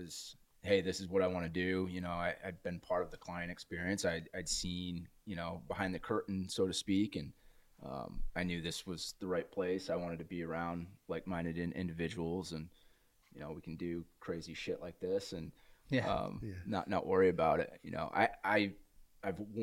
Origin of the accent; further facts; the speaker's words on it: East Coast, United States; moved away; I grew up on the East Coast, diehard Boston sports fan